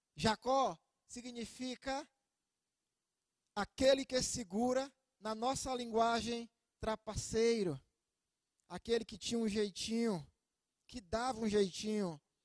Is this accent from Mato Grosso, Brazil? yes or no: no; Itabuna, Bahia, Brazil; now in Ilhéus, Brazil; sou natural de Itabuna, lá na Bahia.